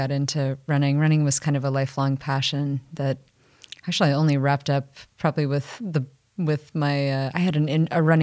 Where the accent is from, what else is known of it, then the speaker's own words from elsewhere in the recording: Canton, Ohio, United States; moved away; I grew up in Canton, Ohio